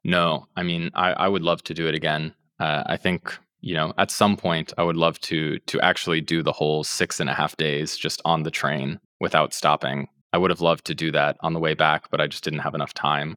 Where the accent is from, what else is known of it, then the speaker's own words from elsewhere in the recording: United States; moved away as an adult; also born or lived in Russia; as an American